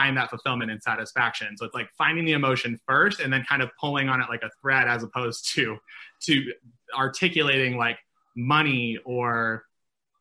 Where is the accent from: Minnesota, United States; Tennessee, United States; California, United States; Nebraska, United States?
Nebraska, United States; moved away; I'm from Nebraska originally